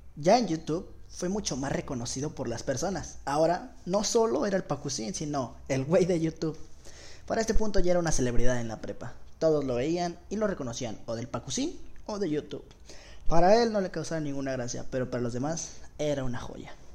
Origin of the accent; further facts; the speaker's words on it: Guadalajara, Jalisco, Mexico; Tengo 17 años, soy de Guadalajara, Jalisco